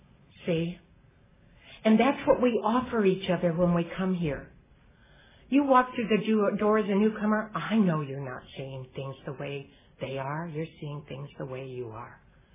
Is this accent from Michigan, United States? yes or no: yes; Michigan, United States; moved away as an adult; I've been in California 20 years, and I brought them with me when I came from Michigan